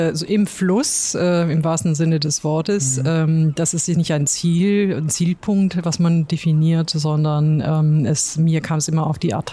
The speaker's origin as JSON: {"language": "German", "town": "Essen", "region": "North Rhine-Westphalia", "country": "Germany", "tie": "born or raised there", "said": "Ja, ich bin ein Kind des Ruhrgebiets"}